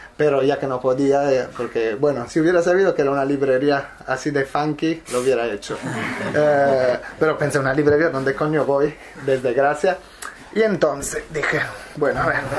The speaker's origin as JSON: {"language": "Spanish", "region": "Apulia", "country": "Italy", "also_born_or_lived": "Milan", "second_language": "Spanish", "moved": "as an adult", "lives_now": "Barcelona, Spain", "said": "En Italia lo hacía en Puglia, pero mm, donde nació el proyecto de donde soy yo, que es el sur de Italia"}